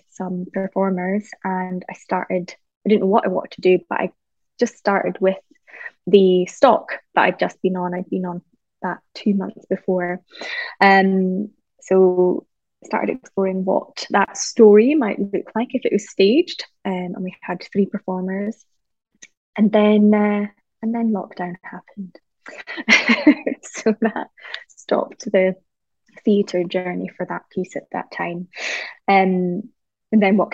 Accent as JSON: {"language": "English", "area": "the Highlands", "region": "Scotland", "country": "United Kingdom", "tie": "born or raised there", "said": "growing up in the Highlands"}